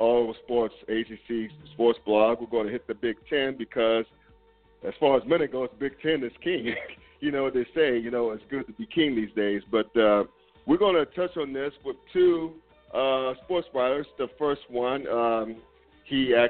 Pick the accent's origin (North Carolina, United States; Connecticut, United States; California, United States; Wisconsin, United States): North Carolina, United States; moved away as an adult; also born or lived in Brooklyn, New York; now in Cincinnati, United States; I'm originally from New York, Brooklyn, but I grew up in North Carolina